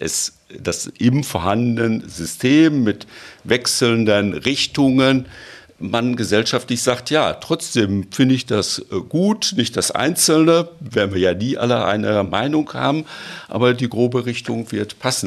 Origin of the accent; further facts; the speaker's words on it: Germany; bei uns in Deutschland